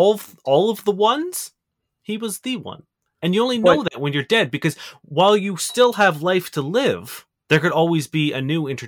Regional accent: Brazil; English is a second language; I'm from Brazil.

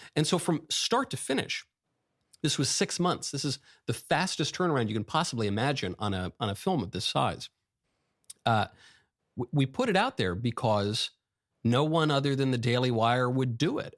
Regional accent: New York, United States; I grew up in New York

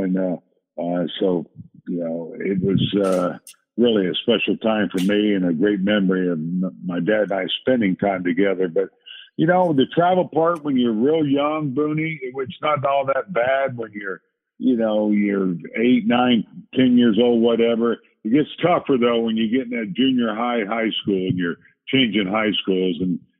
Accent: South Carolina, United States; also born or lived in France; I was born in France, but I don't remember anything about those years because I left there when I was 3 years old and went from there to South Carolina, where he was stationed at Port Jackson.

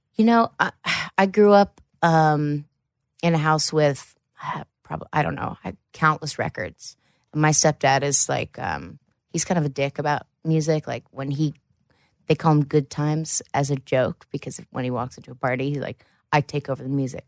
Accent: Jackson, Ohio, United States; also born or lived in Columbus, Ohio / Wellston, Ohio; I actually am from Southern Ohio

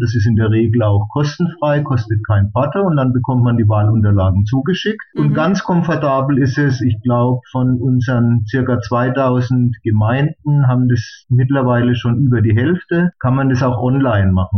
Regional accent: Bamberg, Bavaria, Germany; ich komme ja aus Bamberg

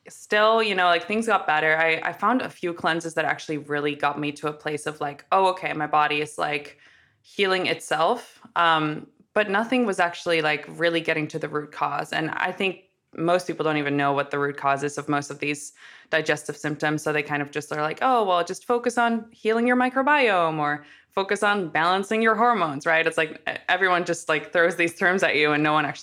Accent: Amsterdam, North Holland, Netherlands; Yeah, so I'm originally from from Amsterdam, so I get a lot of the oh you don't have an accent, but I like to kind of go with it at first because now you'll pick up on it.

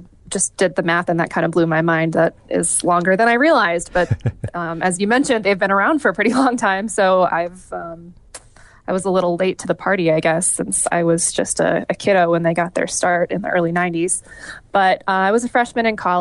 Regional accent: northeastern Wisconsin, United States; born or raised there; also born or lived in Iowa

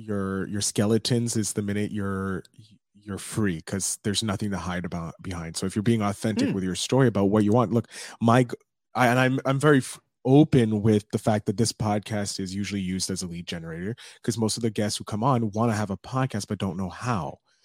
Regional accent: Montreal, Quebec, Canada; I'm Montreal. Yeah. I'm from Montreal. Grew up in Montreal.

